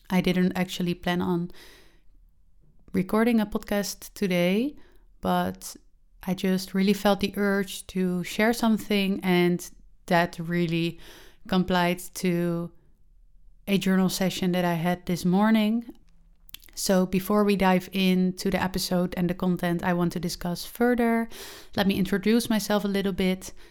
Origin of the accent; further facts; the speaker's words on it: Netherlands; English is a second language; I have recorded podcasts and published podcasts before, but they were all in Dutch since I am from the Netherlands.